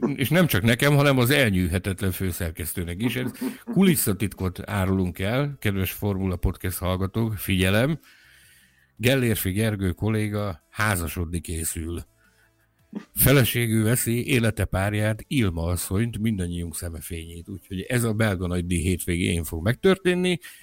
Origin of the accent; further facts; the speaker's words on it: Hungary; mi magyarok